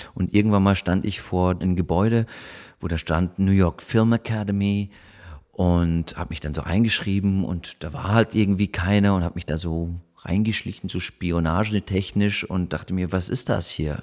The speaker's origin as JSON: {"language": "German", "town": "Munich", "region": "Bavaria", "country": "Germany", "tie": "born or raised there", "also_born_or_lived": "Berlin", "moved": "yes", "said": "Ich bin, ich bin da in München aufgewachsen, war auf der französischen Schule"}